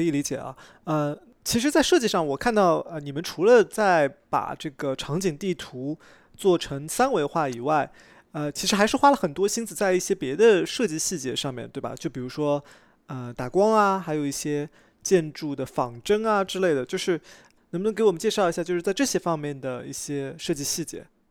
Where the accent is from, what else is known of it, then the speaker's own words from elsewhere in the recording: Shanghai, China; 我小时候在上海